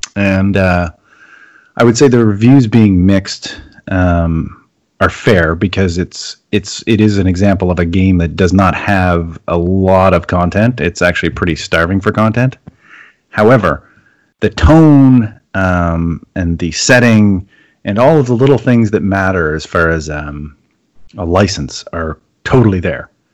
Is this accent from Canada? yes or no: yes; Canada; I'm Canadian